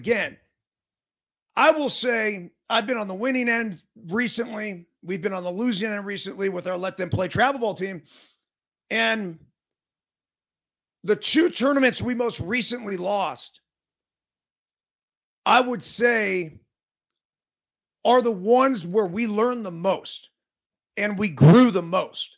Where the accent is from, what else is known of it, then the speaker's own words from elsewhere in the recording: United States; We as an American culture